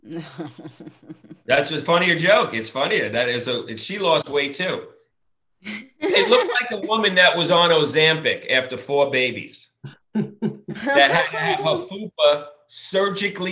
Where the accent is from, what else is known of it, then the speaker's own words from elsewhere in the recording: Long Island, New York, United States; now in Los Angeles, United States; I'm from Long Island